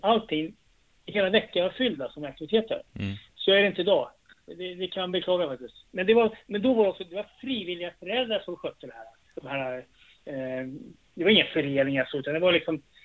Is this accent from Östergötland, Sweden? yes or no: no; Trosa, Södermanland, Sweden; jag är från Västjo, men det är Trosa kommun. Men ja, jag är bott här, i, född i det här huset jag bor